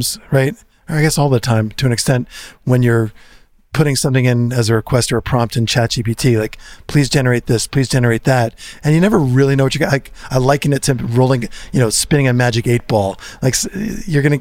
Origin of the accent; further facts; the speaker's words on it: New Jersey, United States; we're from New Jersey, Jersey represent